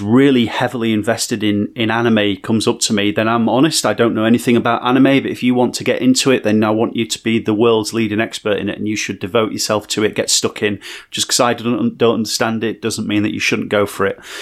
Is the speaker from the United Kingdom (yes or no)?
yes; Barnsley, Yorkshire and the Humber, United Kingdom; growing up in Barnsley